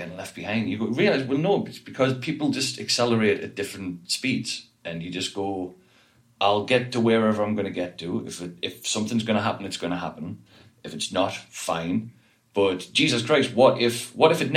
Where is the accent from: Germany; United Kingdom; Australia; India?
United Kingdom; the North East, North East England; I was from the Northeast